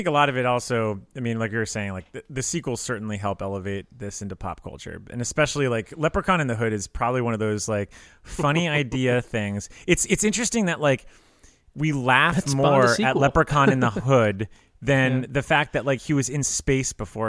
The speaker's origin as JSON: {"language": "English", "country": "Ireland", "said": "We are Irish, so we might as well be talking about it."}